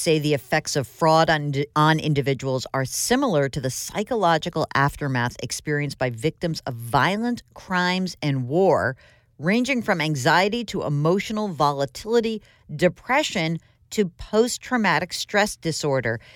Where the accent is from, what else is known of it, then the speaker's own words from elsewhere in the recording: Westchester, New York, United States; I grew up in Westchester as well